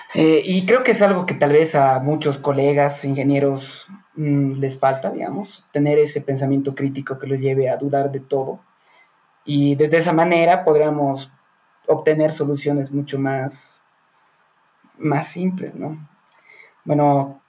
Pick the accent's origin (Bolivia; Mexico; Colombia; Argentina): Bolivia; nosotros como, bueno, como bolivianos